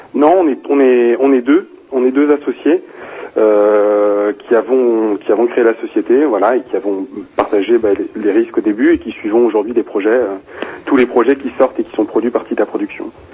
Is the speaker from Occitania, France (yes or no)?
no; Rennes, Brittany, France; je viens de je viens de je viens de Bretagne en plus hein, donc je viens de je viens de Rennes